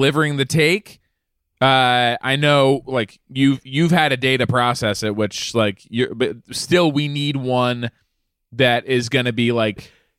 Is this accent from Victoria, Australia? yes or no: yes; Melbourne, Victoria, Australia; Yeah, why you mentioned I'm an Australian guy, like, from Melbourne.